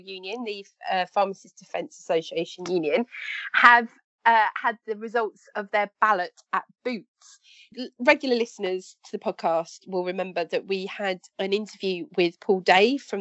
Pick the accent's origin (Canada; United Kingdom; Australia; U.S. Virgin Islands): United Kingdom; as a British person